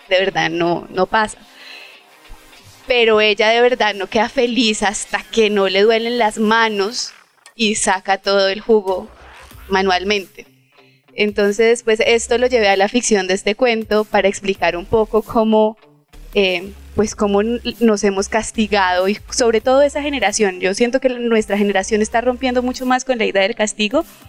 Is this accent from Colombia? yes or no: yes; Cúcuta, Norte de Santander, Colombia; also born or lived in Cartagena; yo soy de Cúcuta